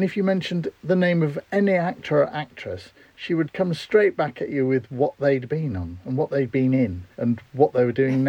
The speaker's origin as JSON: {"language": "English", "town": "Grimsby", "region": "Yorkshire and the Humber", "country": "United Kingdom", "said": "Is that simply because I come from Grimsby, do you think?"}